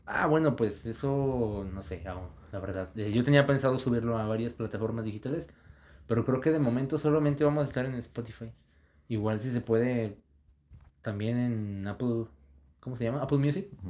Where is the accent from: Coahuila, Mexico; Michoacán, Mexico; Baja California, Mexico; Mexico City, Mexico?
Coahuila, Mexico; Saltillo; first language Spanish; somos de Saltillo Coahuila